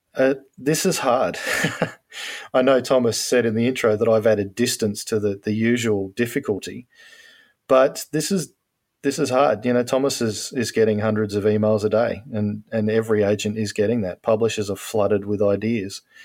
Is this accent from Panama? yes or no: no; Australia; I'm an Australian